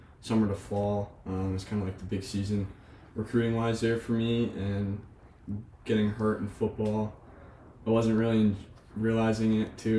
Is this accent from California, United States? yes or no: no; Merrimack, New Hampshire, United States; now in Frederick, United States; I'm from Merrimack, New Hampshire